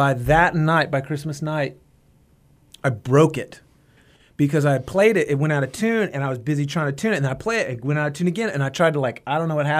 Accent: Marietta, Georgia, United States; I grew up in the suburbs in an area called Marietta. Lots of Zaxby's, Kentucky Fried Chickens, and Winn-Dixie's.

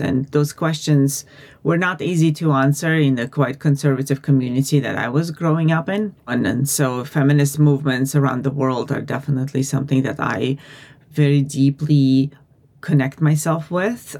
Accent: Uzbekistan; moved away as an adult; now in United States; I'm originally from Uzbekistan and I'm Armenian. I have been living in the US for the last 20 or oh, so years

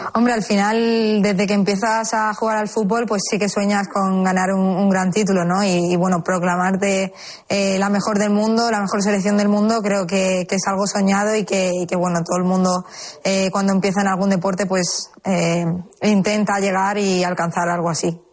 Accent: Seville, Andalusia, Spain; soy sevillana

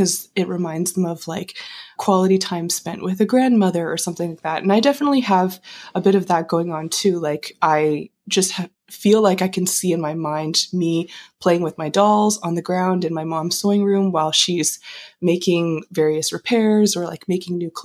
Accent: Calgary, Alberta, Canada; moved away as an adult; also born or lived in Kingston; now in Toronto, Canada; I grew up in Calgary

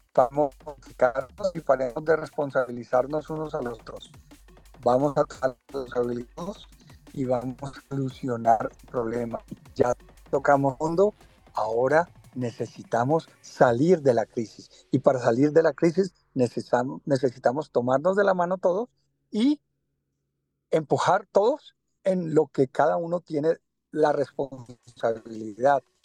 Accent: Colombia; moved away; le doy gracias a Dios por haber nacido en Colombia, porque donde vaya he representado a Colombia, donde, donde voy, soy colombiano

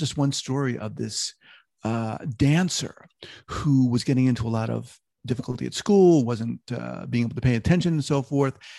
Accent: New York, United States; moved away; also born or lived in Long Island, New York; I'm from New York originally, I used to live in Long Island

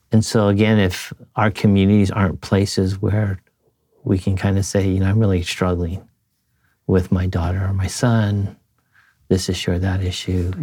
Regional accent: United States; I'm a third generation Japanese American.

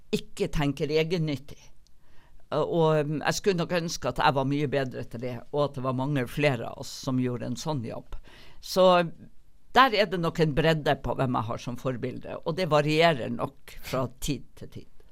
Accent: Northern Norway, Norway; now in Bergen, Norway; kommer nok alltid til å både innrømme og aldri kunne skjule at jeg er nordlending

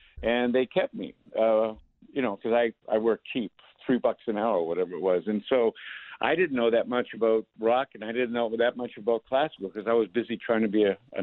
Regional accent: Milford, Massachusetts, United States; I grew up in Milford, Massachusetts

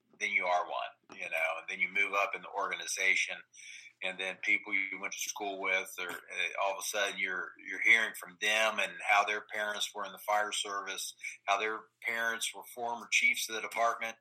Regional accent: Dayton, Ohio, United States; I did grow up here in the Dayton region. I've lived here my entire life.

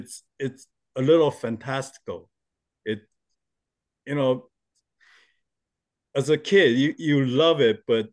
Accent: Taiwan; I was born in Taiwan, and since we're very close to Japan

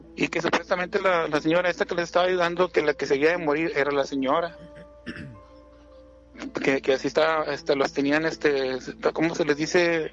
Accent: Monterrey, Nuevo León, Mexico; soy de acá de Monterrey

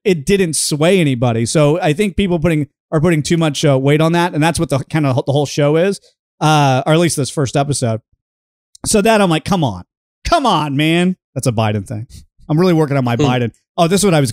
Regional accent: the South, United States; We're from the South

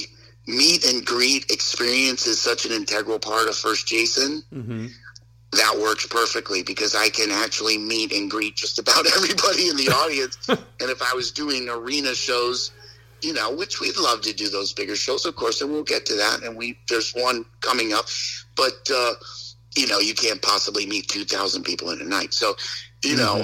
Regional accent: Westport, Connecticut, United States; I grew up in Westport, Connecticut

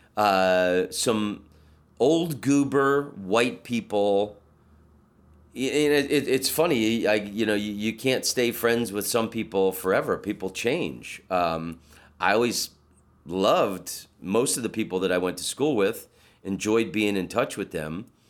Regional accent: Orlando, Florida, United States; I'm from Orlando

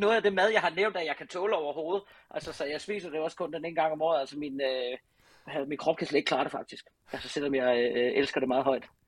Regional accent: Southern Denmark, Denmark; på Ærø, hvor jeg er fra

